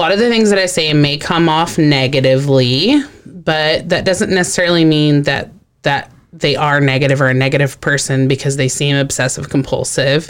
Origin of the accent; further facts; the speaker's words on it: Texas, United States; I grew up in Texas around a lot of Hispanic people